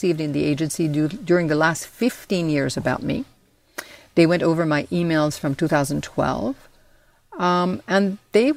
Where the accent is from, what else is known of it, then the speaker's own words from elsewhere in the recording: Iran; now in United States; I was born in Iran in a political family